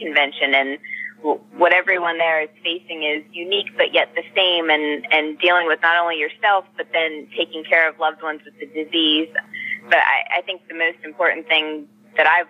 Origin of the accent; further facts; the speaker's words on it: Pennsylvania, United States; moved away as an adult; also born or lived in Sacramento area, California; now in Sacramento, United States; we were both born and raised in Pennsylvania